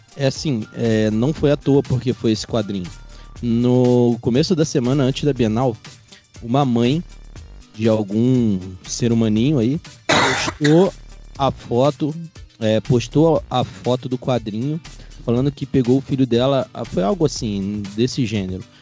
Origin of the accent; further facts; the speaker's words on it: Rio de Janeiro, Brazil; eu sou oriundo lá do Rio de Janeiro